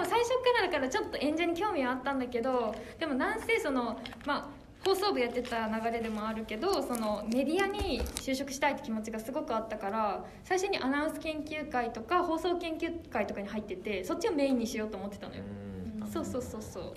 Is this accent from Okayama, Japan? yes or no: no; Fukushima, Japan; moved away; 私は福島出身